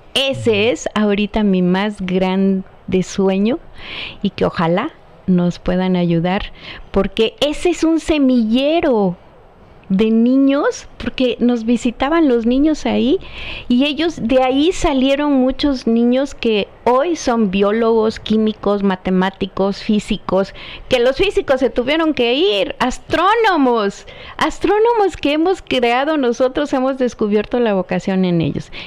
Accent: Chilpancingo, Guerrero, Mexico; mi tierra

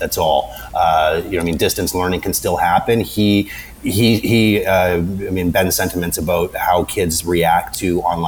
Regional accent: Toronto, Ontario, Canada; I grew up in Toronto, so it's pretty multi fucking cultural society

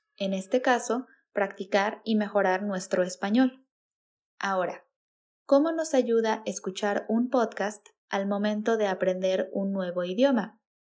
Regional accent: Mexico; first language Spanish; la cultura de México, nuestras tradiciones, nuestra jerga

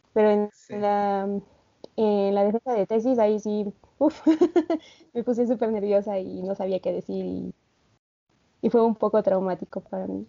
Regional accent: Puebla, Mexico; moved away as an adult; also born or lived in Santander, Spain; now in Spain; yo soy poblana, orgullosamente poblana

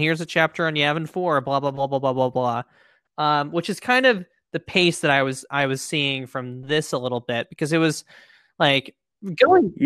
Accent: Pennsylvania, United States; moved away; I'm from Pennsylvania

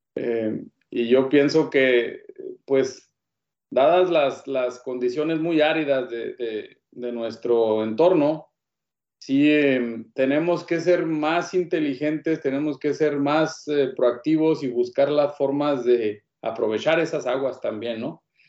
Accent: Hidalgo del Parral, Chihuahua, Mexico; also born or lived in El Paso, Texas; yo soy nativo del estado de Chihuahua, soy originario de, de Parral.

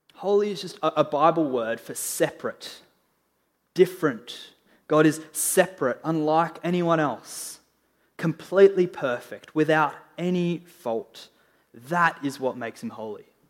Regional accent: Australia; I'm an Australian

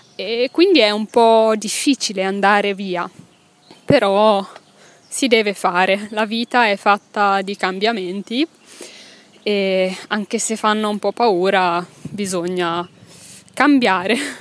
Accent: Milan, Lombardy, Italy; moved away as an adult; now in Belgium; sono italiana, che sono nata a Milano, ma non ti ho ancora detto che non vivo in Italia, ora. Non vivo in Italia, vivo in Belgio.

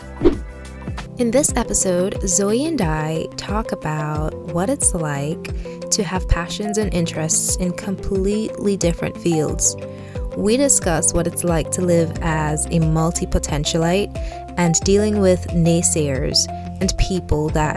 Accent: St. Vincent & Grenadines; accent: Vincentian; growing up in the Caribbean

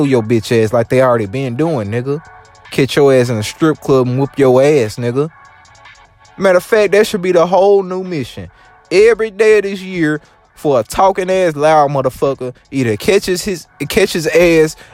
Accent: the South, United States; accent: country, Louisiana; I'm from the South

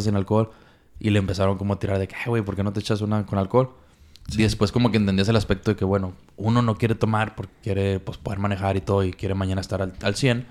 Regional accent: Mexico; como mexicanos, malamente, estamos

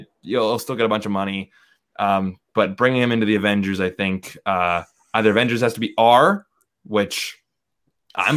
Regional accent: Vancouver, British Columbia, Canada; I'm from Vancouver

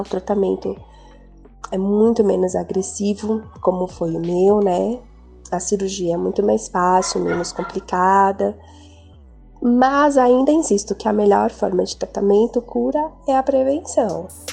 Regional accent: São Paulo, Brazil; eu sou do Jardim Macedônia, São Paulo.

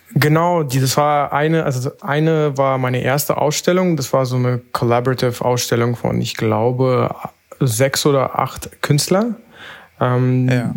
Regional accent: Berlin, Germany; ich komme aus Berlin

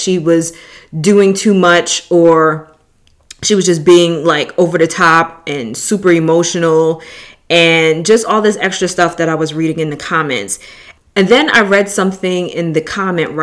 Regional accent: New York City, New York, United States; moved away as an adult; I'm originally from New York. So when you've been born and raised in a city like

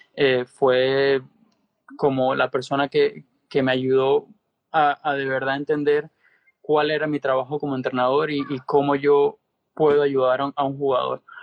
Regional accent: Venezuela; moved away; also born or lived in Spain / United States; siendo venezolano, como tú sabes, la ayuda eh, siempre vino de mi familia

